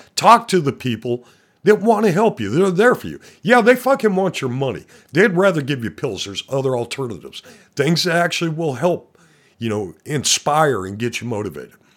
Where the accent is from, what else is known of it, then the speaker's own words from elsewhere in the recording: Montana, United States; I'm from Montana